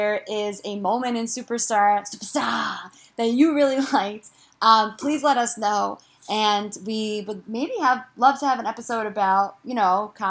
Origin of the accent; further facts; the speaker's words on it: New Jersey, United States; we're also from New Jersey